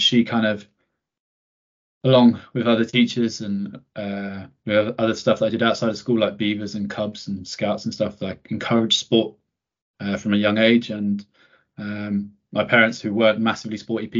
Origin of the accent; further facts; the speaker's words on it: Croydon, London, United Kingdom; I grew up in Thornton Heath.